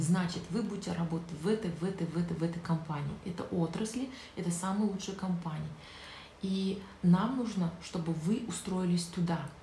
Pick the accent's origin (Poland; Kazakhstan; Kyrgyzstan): Kazakhstan; Zhanaozen, Mangystau Region; Я же родом с Жанаузина